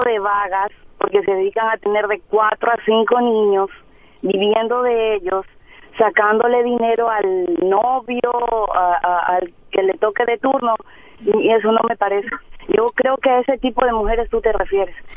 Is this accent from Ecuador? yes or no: yes; Ecuador; moved away as an adult; now in Monterrey, Mexico; Yo soy de Ecuador y, y las mujeres de Ecuador, la mayoría tenemos títulos de tercer nivel